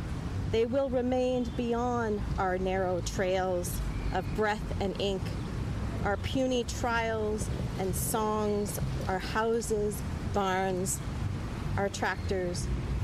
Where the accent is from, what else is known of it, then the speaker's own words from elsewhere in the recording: Saskatchewan, Canada; because I'm from Saskatchewan, I have several poems with mosquitoes in them.